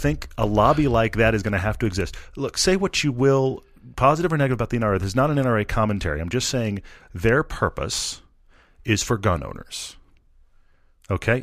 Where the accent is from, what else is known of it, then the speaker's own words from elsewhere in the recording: Texas, United States; I'm from Texas